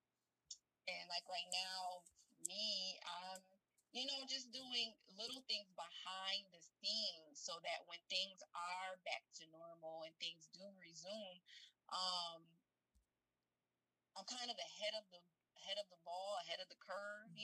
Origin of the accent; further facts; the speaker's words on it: Rochester, New York, United States; in Rochester, New York, which is my hometown, born and raised